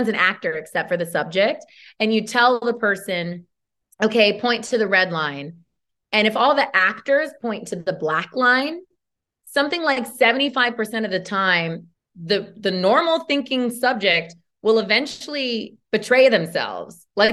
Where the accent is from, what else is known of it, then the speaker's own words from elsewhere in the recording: Modesto, California, United States; moved away; even though George Lucas is from my hometown